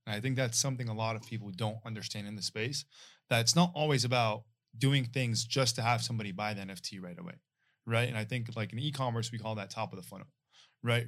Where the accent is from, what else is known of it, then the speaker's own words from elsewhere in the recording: Syria; moved away; Yeah, I'm from Syria, it was middle of the war, bro, I came here